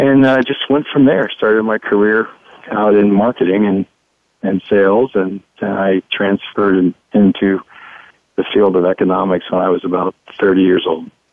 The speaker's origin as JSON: {"language": "English", "town": "Dayton", "region": "Ohio", "country": "United States", "tie": "born or raised there", "said": "I grew up in Dayton, Ohio"}